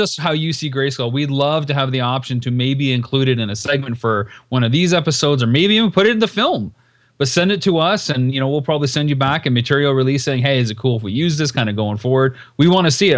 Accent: Canada; moved away; my hometown since leaving Canada

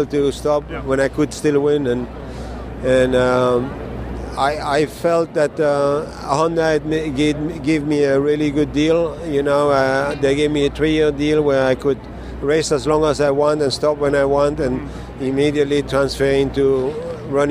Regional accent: Belgium; moved away; my home country in Belgium

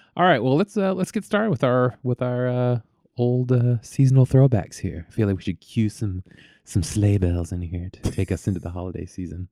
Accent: Vallejo, California, United States; I grew up in, in Vallejo, which is sort of Northeast Bay

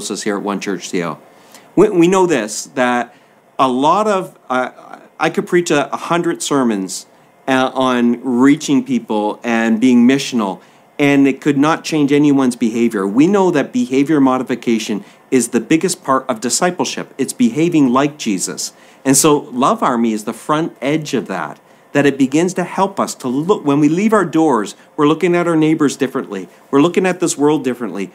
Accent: East Coast, Maritime provinces, Canada; so the fisheries were a big part of the way of life in the maritime provinces

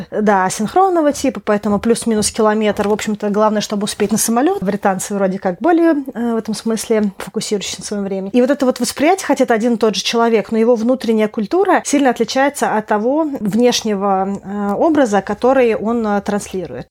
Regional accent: Russia; moved away; и ты, и я русские, но из-за того, что а, мы с тобой много где пожили

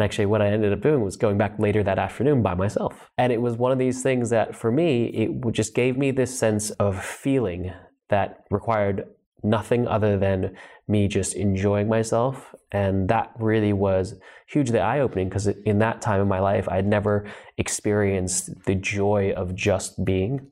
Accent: Los Angeles, California, United States; also born or lived in New Zealand; I was born in New Zealand and I grew up in Los Angeles

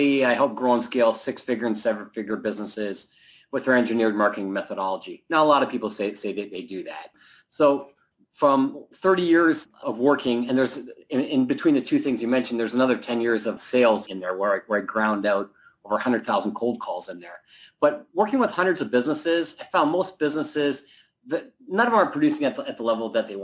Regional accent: Canada; now in Southern California, United States; I'm originally from Canada, but I live in Southern California now

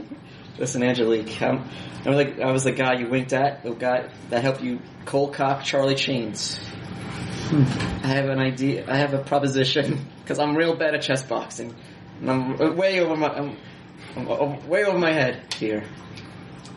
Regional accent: Canada; Well, I get French because I'm French Canadian, so I have French, so I can speak French.

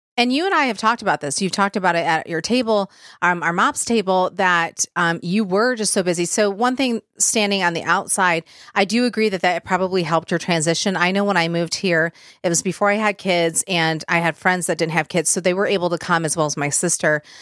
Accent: Michigan, United States; I'm from Michigan

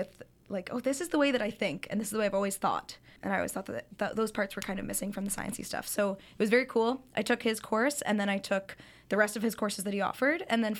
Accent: Calgary, Alberta, Canada; moved away; Yeah, so I'm from Calgary, Alberta, and I was born and raised there. I did my undergrad at the University of Calgary

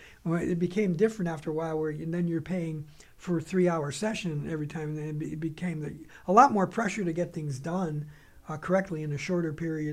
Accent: Bridgeport, Connecticut, United States; moved away; No, I grew up in Bridgeport, Connecticut.

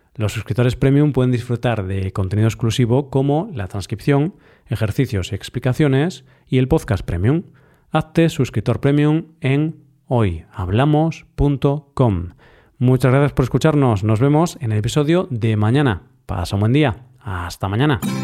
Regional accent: Galicia, Spain; mi tierra natal, Galicia

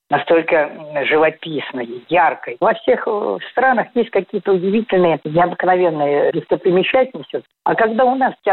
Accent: Moscow, Russia; А я сам москвич, для меня Москва – это священный город для моего сердца.

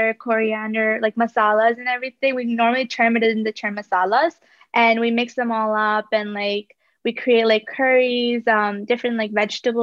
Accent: Bradford, Ontario, Canada; also born or lived in Kerala, India / Kingston, Ontario; my hometown is Bradford, Ontario, which is like a little outside of GTA

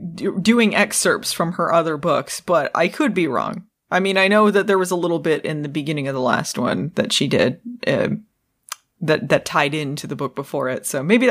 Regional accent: Arizona, United States; moved away as an adult; I lived there until I was in my mid-20s. I was born in Arizona

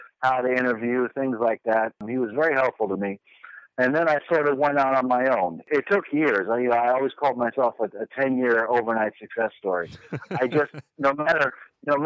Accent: New York City, New York, United States; I was born and raised in Manhattan, not Kansas, New York City.

